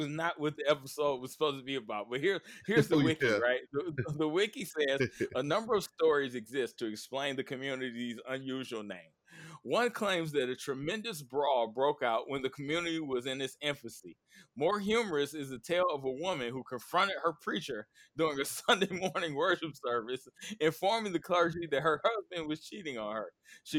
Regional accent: Knockemstiff, Ohio, United States; I'm from Knock'em Stiff.

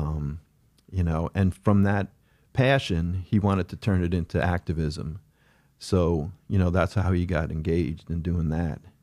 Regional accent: Oceanside, New York, United States; growing up in Oceanside

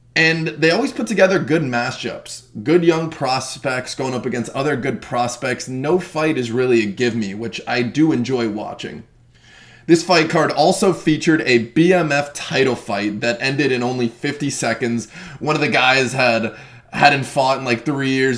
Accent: Florida, United States; Being born and raised in Florida, I enjoy seeing my local regional shows more than anything

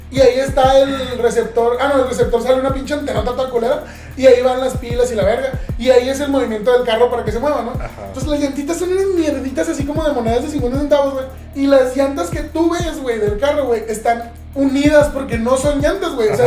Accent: Ciudad Juárez, Chihuahua, Mexico; now in El Paso, United States; Somos de Cuaritos, eh, y, pues literalmente estás a tres cuadras y media del paso, dos, tres cuadras, güey, del paso, caminas, güey, y llegas al Chuco, güey.

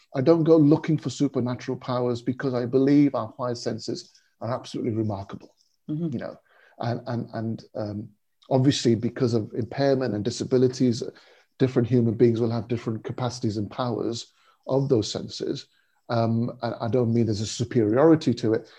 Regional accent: United Kingdom; born or raised there; also born or lived in India

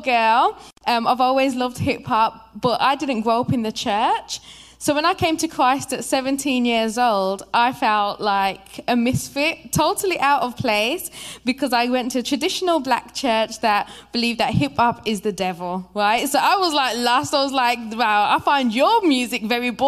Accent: Birmingham, West Midlands, United Kingdom; moved away as an adult; now in United States; I'm actually from Birmingham, England, in the UK. And I'm here as a missionary

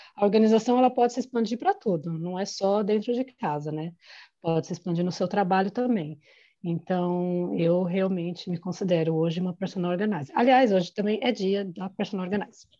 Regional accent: Brazil; moved away as an adult; now in Ireland; Eu saí do Brasil fazendo coordenação de eventos, vim para cá para aprender

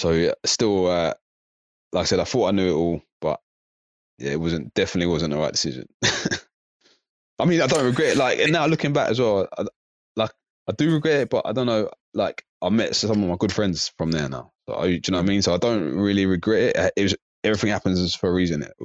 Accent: Slough, South East England, United Kingdom; moved away; also born or lived in South London; I used to live in Slough. I was born in Slough, and then I moved over

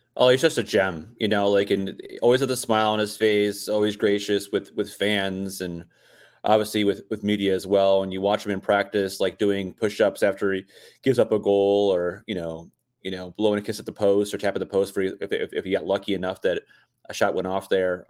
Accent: Michigan, United States; also born or lived in Tampa; now in Minnesota, United States; We grew up up in Michigan

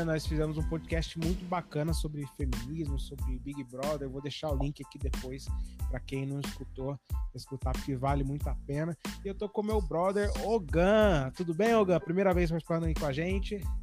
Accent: interior of São Paulo state, Brazil; sou do interior do, do estado de São Paulo, sou do Paraíba.

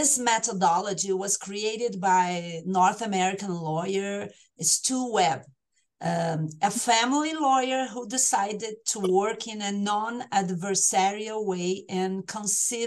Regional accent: Brazil; accent: tropical; English is a second language

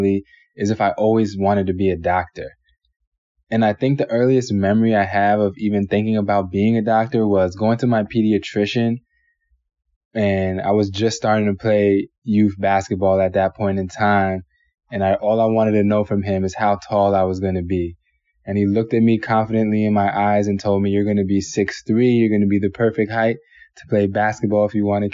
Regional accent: Savannah, Georgia, United States; moved away; also born or lived in New York City, New York; I was born in New York City, in Manhattan, and then shortly after, parents were having a little bit of trouble with one another, and my mother decided to move down to Savannah, Georgia

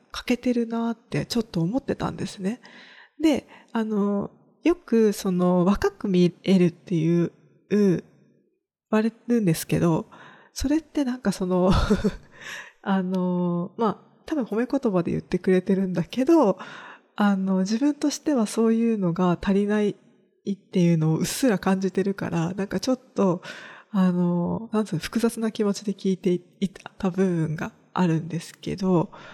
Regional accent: rural Kagoshima Prefecture, Japan; 地元は鹿児島県の中でも田舎の方にあるので

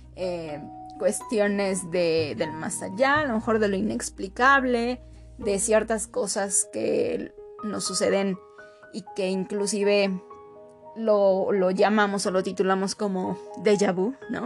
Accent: Mexico; para nosotros como mexicanos

